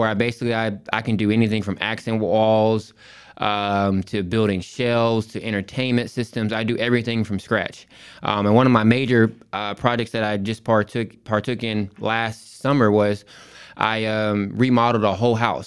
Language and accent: English; Rowlett, Texas, United States; also born or lived in Port Arthur, Texas; I grew up, um, in a city called Rowlett, Texas